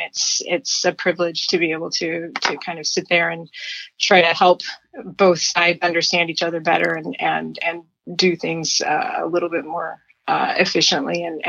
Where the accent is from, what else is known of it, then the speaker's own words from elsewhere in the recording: Lexington, Tennessee, United States; now in Silicon Valley, United States; But I'll I'm originally from Lexington, Tennessee.